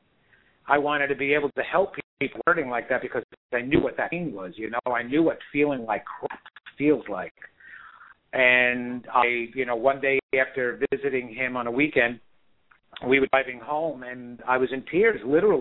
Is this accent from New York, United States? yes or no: yes; New York, United States; I am a guy who was born and raised in New York